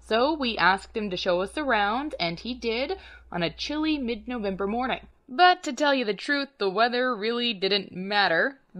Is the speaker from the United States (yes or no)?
yes; North Texas, United States; I grew up in North Texas, I went to Dallas pretty regularly